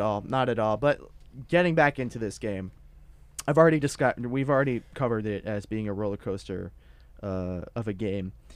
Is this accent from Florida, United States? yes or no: yes; South Florida, United States; I'm from South Florida